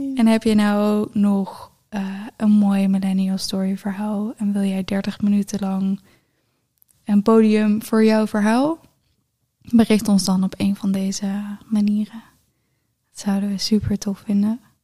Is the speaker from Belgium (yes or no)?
no; near Geffen, North Brabant, Netherlands